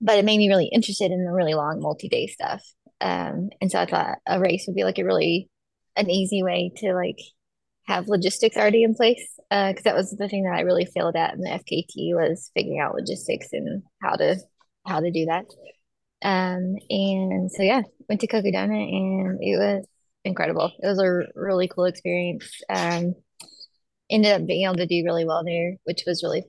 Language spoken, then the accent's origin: English; Douglasville, Georgia, United States; also born or lived in Chattanooga, Tennessee / Baltimore, Maryland / Atlanta, Georgia; I grew up in Douglasville, Georgia, so like the suburbs of Atlanta